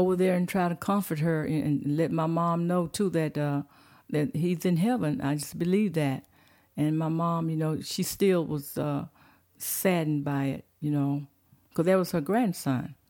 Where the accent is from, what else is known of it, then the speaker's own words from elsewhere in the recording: Fort Worth, Texas, United States; moved away as an adult; now in Prescott Valley, United States; I was born in Fort Worth, Texas